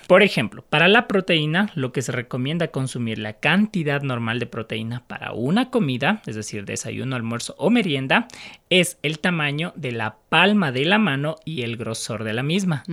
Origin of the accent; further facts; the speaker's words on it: Quito, Pichincha, Ecuador; como eh, quiteños